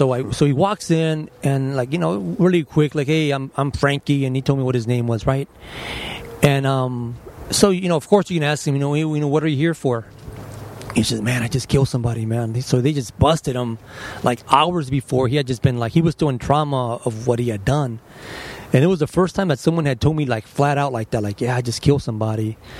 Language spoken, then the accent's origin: English; Los Angeles, California, United States; I was born down the street in General Hospital. General Hospital? So East L.A.